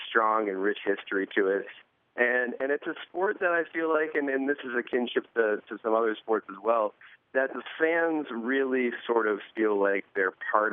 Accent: New Jersey, United States; growing up in New Jersey

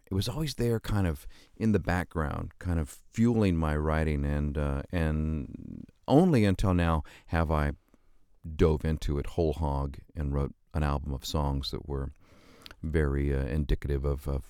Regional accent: Stockton, California, United States; Stockton, California.

